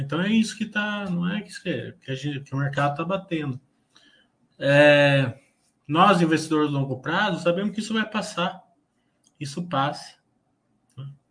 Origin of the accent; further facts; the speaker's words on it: Brazil; nós, como brasileiros